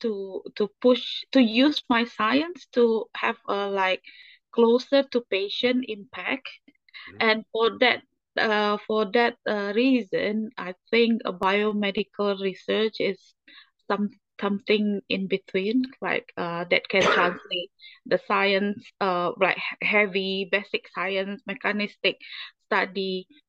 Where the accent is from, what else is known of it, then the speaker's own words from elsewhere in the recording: Indonesia; moved away as an adult; also born or lived in United Kingdom; I was treated in my home country